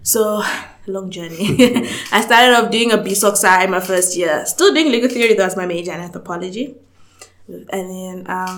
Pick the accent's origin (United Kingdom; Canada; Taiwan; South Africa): South Africa; also born or lived in Zambia; So I was born in Zambia. It's a country in Southern Africa, just above Zimbabwe